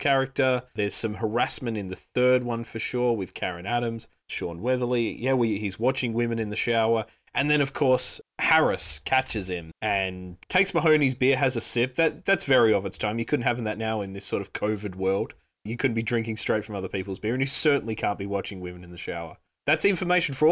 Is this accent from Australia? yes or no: yes; Australia; being Australian